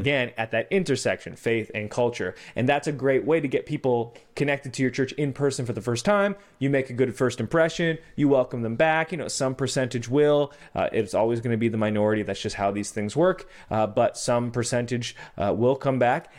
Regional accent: Canada; I'm Canadian

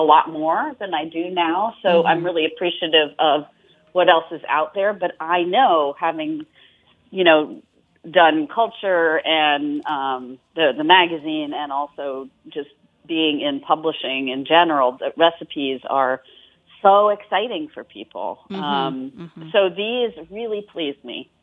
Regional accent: Australia; I'm Australian

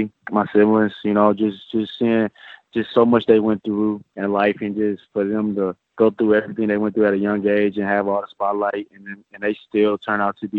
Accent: Bakersfield, California, United States

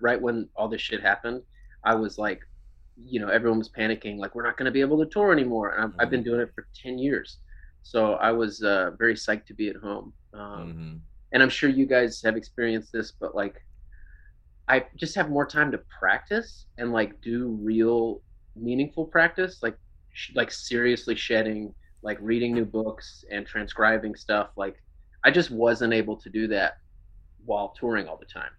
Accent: Lake Jackson, Texas, United States; moved away as an adult; now in Houston, United States; I'm from south of Houston, like Lake Jackson area, um, just down 288

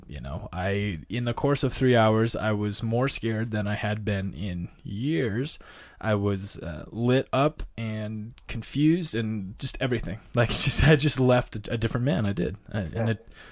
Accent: North Dakota, United States; moved away; I grew up in North Dakota in a small town

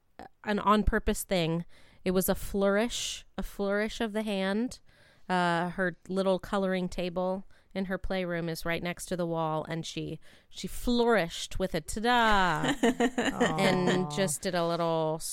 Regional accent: Ohio, United States; I grew up in Ohio, and it's crayon.

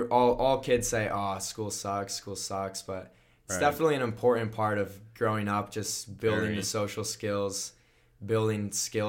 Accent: United States; I grew up on Lake Minnehaha, so that was a big pull.

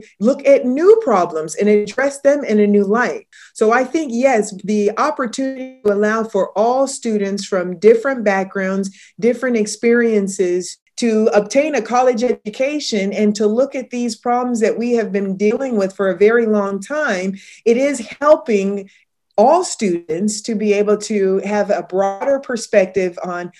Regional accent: Riverside, California, United States; I grew up in Riverside, California

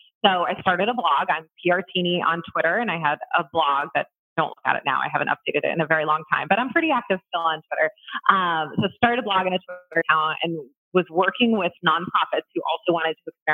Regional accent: Columbus, United States; also born or lived in Orlando; I moved from Orlando back to Columbus, where I'm from.

